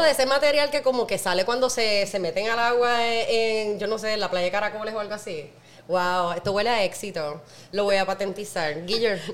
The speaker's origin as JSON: {"language": "Spanish", "town": "Naranjito", "country": "Puerto Rico", "said": "Y no solo soy una jíbara de Puerto Rico, no, yo no soy de San Juan, yo soy de Naranjito"}